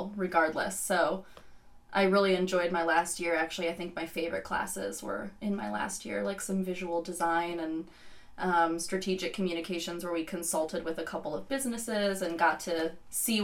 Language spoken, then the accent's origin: English; Westlake, Ohio, United States; moved away as an adult; now in Columbus, United States; I grew up in Westlake, Ohio, near Cleveland, and I moved here to go to OSU.